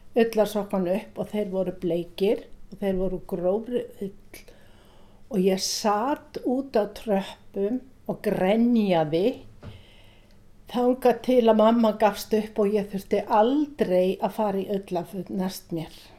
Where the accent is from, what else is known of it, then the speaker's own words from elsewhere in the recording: Iceland; also born or lived in Norway; ég kem frá Íslandi